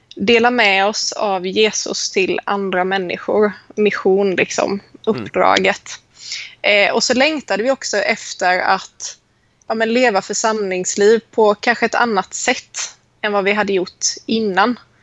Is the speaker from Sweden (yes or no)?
yes; Småland, Sweden; accent: Småland dialect; moved away as an adult; also born or lived in Sävsjö; now in Helsingborg, Sweden; jag mm. kommer, vilket man hör på min dialekt, ursprungligen från Småland